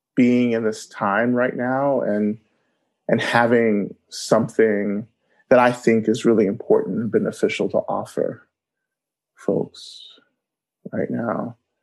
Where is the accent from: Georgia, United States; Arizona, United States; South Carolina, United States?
Georgia, United States; North; I grew up in North Georgia on Cherokee um, and Creek land